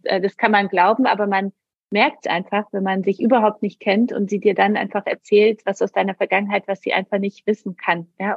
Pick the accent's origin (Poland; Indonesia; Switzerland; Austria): Poland; moved away; bin aus Polen katholisch